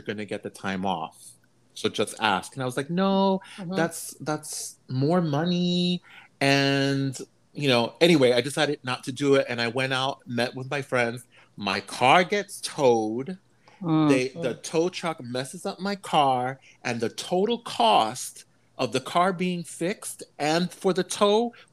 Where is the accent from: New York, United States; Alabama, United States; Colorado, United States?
New York, United States; New York City; growing up in New York City